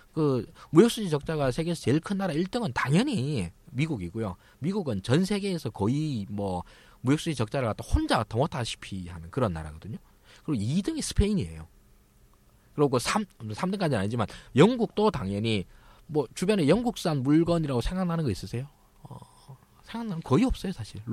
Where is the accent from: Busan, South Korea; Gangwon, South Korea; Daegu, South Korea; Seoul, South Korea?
Daegu, South Korea; moved away; 제가 이제 고향이 대구인데요.